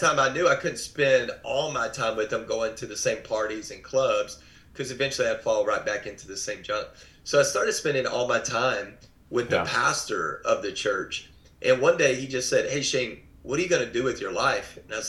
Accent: Waco, Texas, United States; also born or lived in Dallas area, Texas; grew up in Texas in the Waco area. I live outside of Dallas now. I didn't grow up in church.

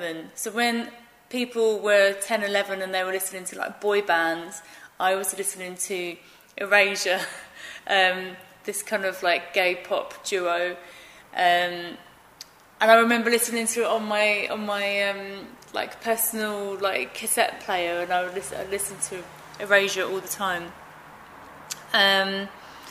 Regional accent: Romford, London, United Kingdom; I grew up in Romford

